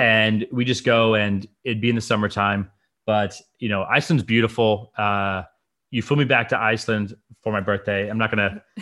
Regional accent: Fiji; moved away; I grew up in the Fiji Islands

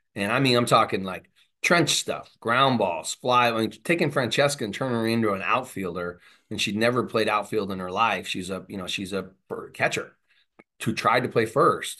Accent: Southern California, United States; moved away; I'm from Southern California

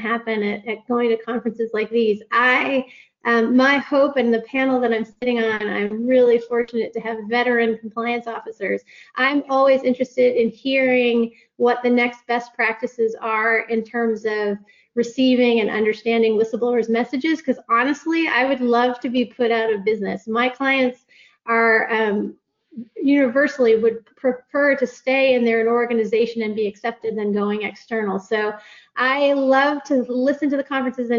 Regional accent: United States; accent: American; now in United Kingdom; My American accent

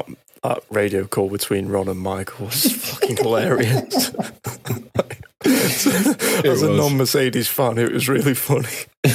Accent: United Kingdom; As a British F1 fan, I love F1. I'm a British fan.

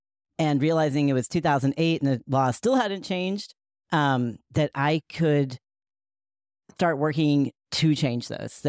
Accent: Asheville, North Carolina, United States; many of the folks who surrounded me in my hometown of Asheville, North Carolina, believed in a straight white Jesus

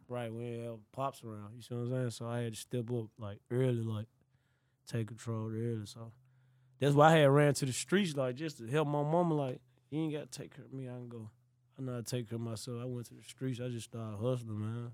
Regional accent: Memphis, Tennessee, United States; I grew up in South Memphis, like, I grew up in South Memphis

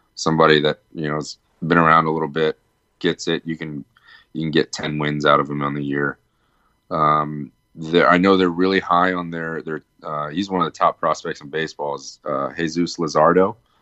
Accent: Virginia, United States; Growing up in Virginia

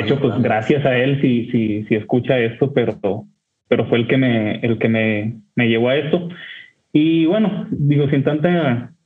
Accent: Torreón, Coahuila, Mexico; now in Monterrey, Mexico; yo vivo en Monterrey, México, pero soy originario de Torreón

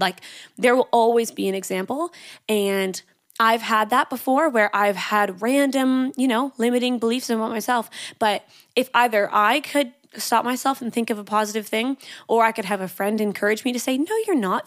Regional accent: Canada; now in Sydney, Australia; I'm Canadian, so my accent can be a little bit crazy sometimes

